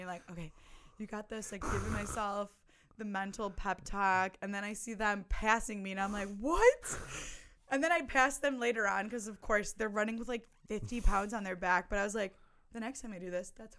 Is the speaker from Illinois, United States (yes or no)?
yes; Illinois, United States; I'm from Illinois